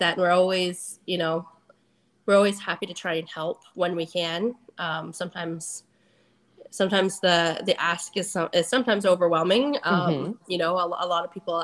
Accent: Cottam, Ontario, Canada; We're from Cottam.

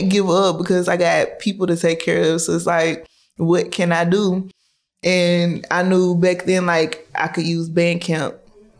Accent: Chattanooga, Tennessee, United States; I'm from Chattanooga, Tennessee

